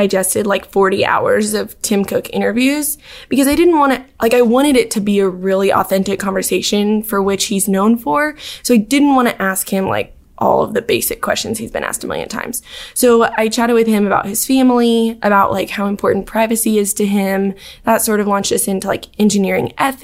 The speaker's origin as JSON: {"language": "English", "town": "Dallas", "region": "Texas", "country": "United States", "moved": "as an adult", "lives_now": "Auburn, United States", "said": "I'm from Dallas originally"}